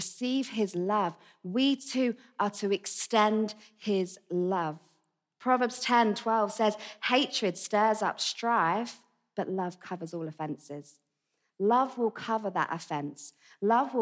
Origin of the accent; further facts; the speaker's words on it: Essex, East of England, United Kingdom; accent: Essex; moved away; It's an Essex accent.